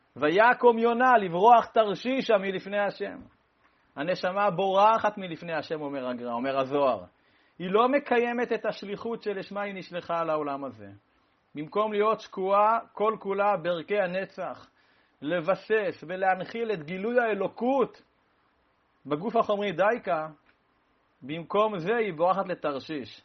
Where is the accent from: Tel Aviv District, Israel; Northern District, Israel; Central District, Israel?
Central District, Israel; Rehovot; אני נולדתי בקפלן